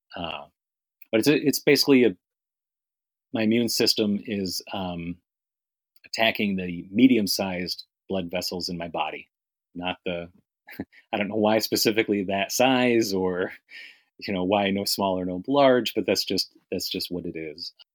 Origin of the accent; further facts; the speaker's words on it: New York, United States; now in Miami, United States; I grew up in New York. I moved to Miami around about 96